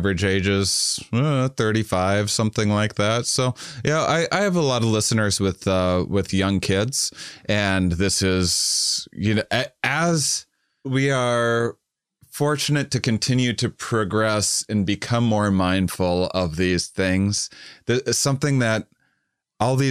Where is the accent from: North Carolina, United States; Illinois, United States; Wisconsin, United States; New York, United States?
Wisconsin, United States; La Crosse; moved away; I'm from Wisconsin originally.